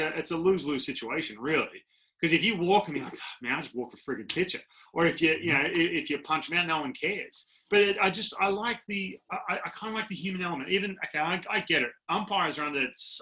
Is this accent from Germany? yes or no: no; Australia; moved away as an adult; I'm coming from Australia, and I come over, I'm 18